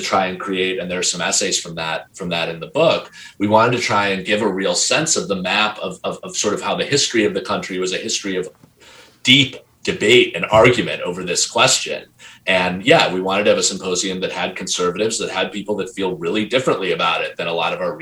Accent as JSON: {"language": "English", "country": "United States"}